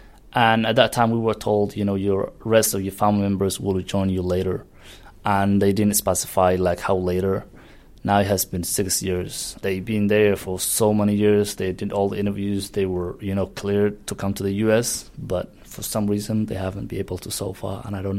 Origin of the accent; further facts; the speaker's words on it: Somalia; I am from Somalia.